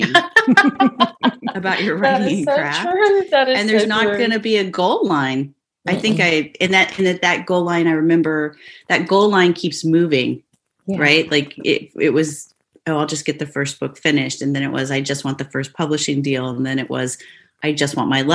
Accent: Midwest, United States; I grew up in the Midwest

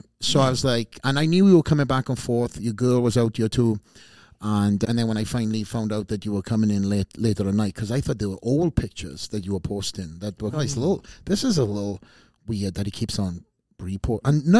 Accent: Wales, United Kingdom; I came from Wales, put myself in these various different gyms.

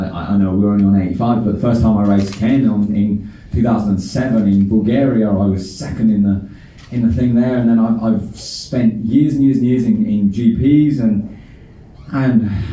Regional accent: United Kingdom; I'm a British world champion. So for me, you know, coming from the UK

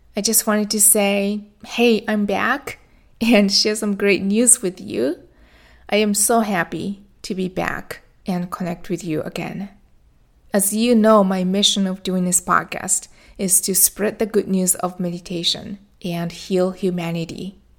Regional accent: Japan; now in Florida, United States; I went back to my home country, Japan. That's where I was born and raised

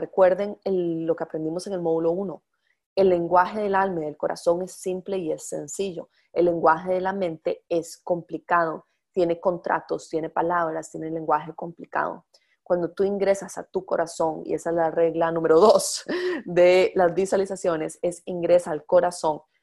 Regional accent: Costa Rica; yo soy de Costa Rica

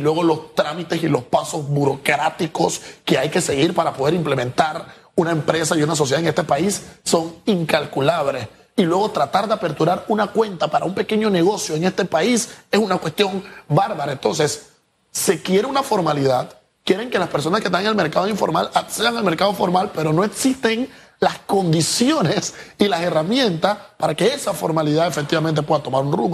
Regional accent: Panama; nosotros como panameños

